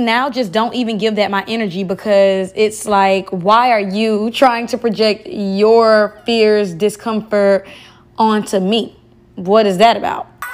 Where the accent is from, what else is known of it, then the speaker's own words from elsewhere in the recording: United States; moved away as an adult; I'm an American girl.